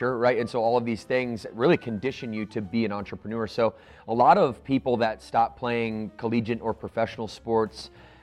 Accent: Battle Creek, Michigan, United States; I grew up in Battle Creek, Michigan

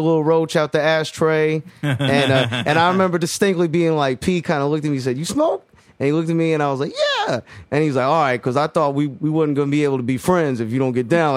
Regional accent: Jacksonville, Florida, United States; I grew up in Jacksonville

